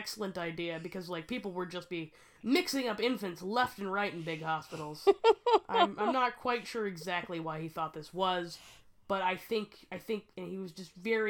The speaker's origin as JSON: {"language": "English", "country": "United States", "said": "We're American."}